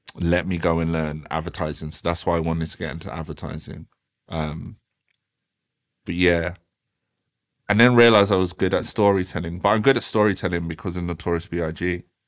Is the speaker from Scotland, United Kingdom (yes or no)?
no; Croydon, London, United Kingdom; also born or lived in Thornton Heath / Norbury / South Norwood; when I was growing up in Croydon, like it was absolutely wild, wild west.